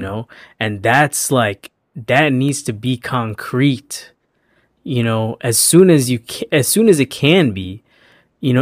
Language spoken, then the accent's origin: English; Chicago, Illinois, United States; moved away as an adult; also born or lived in Los Angeles; I was born and raised in Chicago, and I moved to L A for, for college